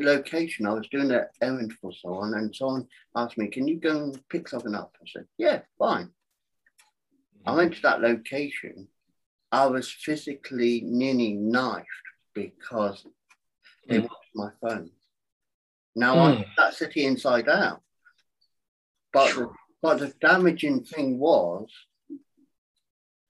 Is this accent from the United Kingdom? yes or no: yes; England, United Kingdom; now in United States; I'm from England. I'm now in America.